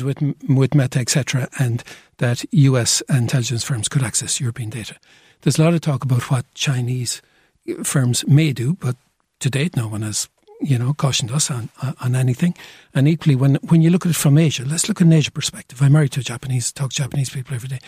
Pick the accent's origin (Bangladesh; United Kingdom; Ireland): Ireland; Cork, Munster; I feel very Cork today. I'm from Cork